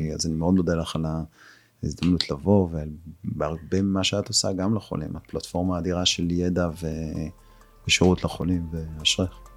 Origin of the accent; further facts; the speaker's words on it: Israel; פה בישראל, אנחנו, את יודעת, אנחנו ישראלים